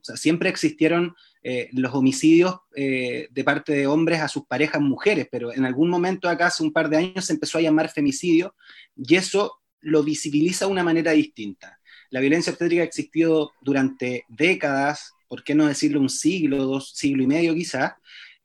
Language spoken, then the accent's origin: Spanish; Chile; soy un matrón chileno